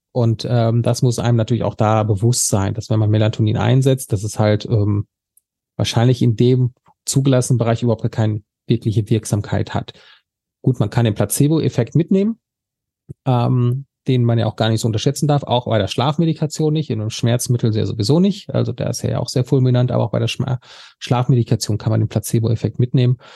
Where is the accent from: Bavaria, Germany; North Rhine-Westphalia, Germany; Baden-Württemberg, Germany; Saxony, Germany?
North Rhine-Westphalia, Germany; Sauerland; ich komme jetzt aus dem Sauerland